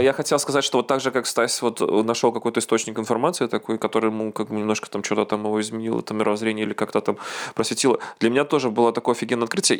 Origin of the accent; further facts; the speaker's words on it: Belarus; moved away as an adult; now in Gdańsk, Poland; я не украинец, а белорус